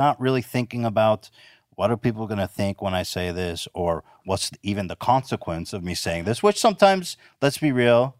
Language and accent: English; Ventura, California, United States; In Ventura.